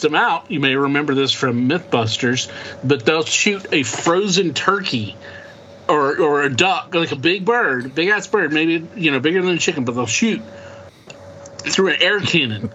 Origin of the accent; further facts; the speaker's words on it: Oklahoma, United States; we're farm kids from Oklahoma